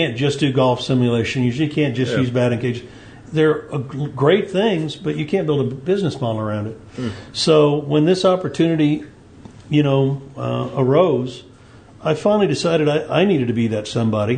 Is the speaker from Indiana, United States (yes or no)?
yes; Greene County, Indiana, United States; now in Vincennes, United States; Originally I was born in Indianapolis, and then Dad moved us to a farm in Greene County